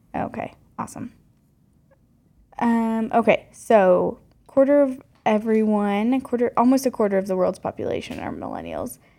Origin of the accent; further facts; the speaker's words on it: North Carolina, United States; now in Mountain West, United States; I grew up in North Carolina as the oldest of four kids, and I currently live in the Mountain West with Chris.